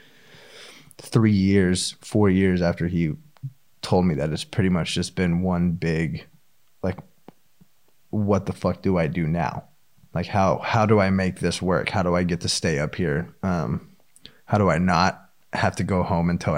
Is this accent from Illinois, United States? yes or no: no; Austin, Texas, United States; moved away; I'm from Austin